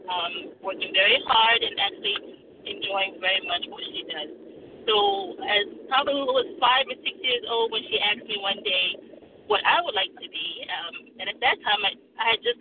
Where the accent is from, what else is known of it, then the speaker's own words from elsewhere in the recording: Washington, District of Columbia, United States; we're the last two of four kids um, and we were all raised here in the United States. Um, but our, our parents were first generation immigrants to the United States from Nigeria.